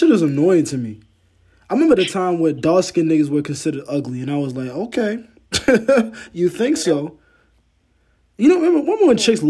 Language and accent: English; New York City, New York, United States; also born or lived in Ghana; I'm from Brooklyn. So I lived around a block from a Puerto Rican block.